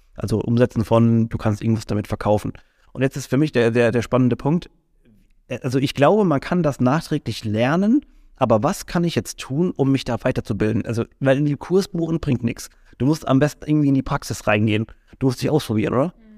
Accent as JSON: {"language": "German", "town": "Mannheim", "region": "Baden-Württemberg", "country": "Germany", "said": "für uns als als Mannheimer oder sowas. Wir haben natürlich eine ganz andere Identifikation nochmal damit"}